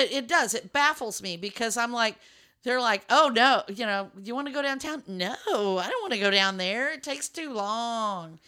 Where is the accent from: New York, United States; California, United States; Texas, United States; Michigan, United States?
Texas, United States; Lubbock; now in Dallas, United States; I grew up in West Texas